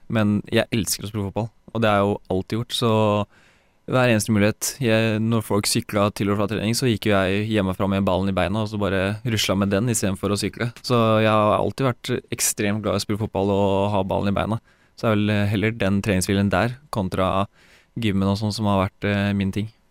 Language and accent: Norwegian; Porsgrunn, Telemark, Norway; born or raised there; moved away as an adult; also born or lived in Mjøndalen; now in Sarpsborg, Norway